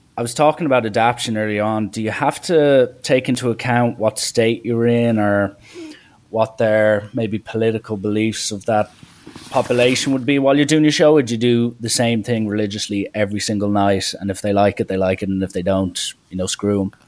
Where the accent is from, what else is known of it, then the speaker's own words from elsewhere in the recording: Ireland; I'm Irish.